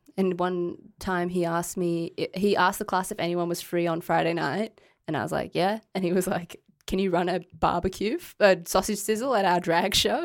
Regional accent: Queensland, Australia; we are from Queensland and we don't know anyone here.

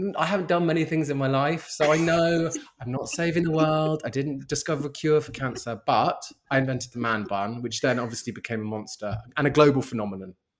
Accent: London, United Kingdom; I'm born and raised in London

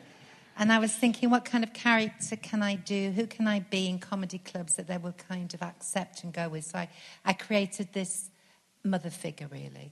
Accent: Stockport, North West England, United Kingdom; moved away as an adult; now in Birmingham, United Kingdom; I was born in Stockport and I did loads of kind of youth theatre at the Garrick uh, Theatre there

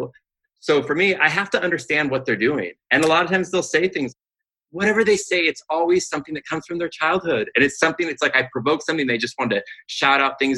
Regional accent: Pasadena, California, United States; I grew up in the Pasadena area.

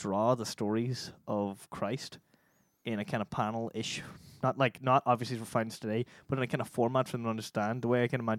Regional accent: Ireland; we're Irish

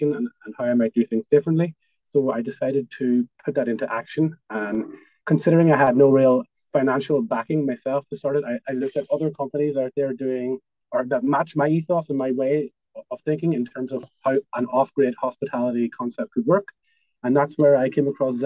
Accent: Ireland; us as Irish people

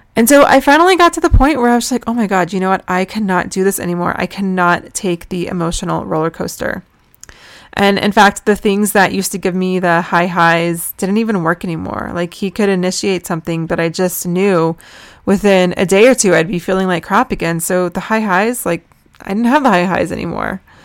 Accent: United States; also born or lived in Jerusalem; I'm American

